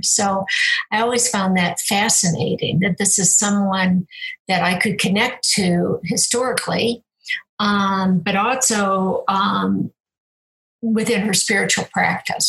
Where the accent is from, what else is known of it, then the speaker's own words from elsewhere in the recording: Cleveland, Ohio, United States; I was born in Cleveland